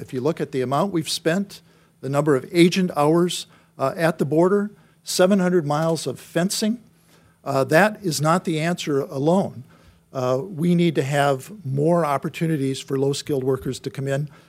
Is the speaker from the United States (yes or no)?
yes; Wisconsin, United States; I'm from Wisconsin